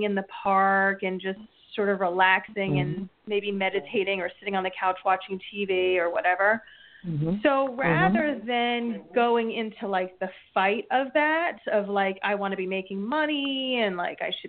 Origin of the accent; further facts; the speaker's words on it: New Jersey, United States; I'm from New Jersey.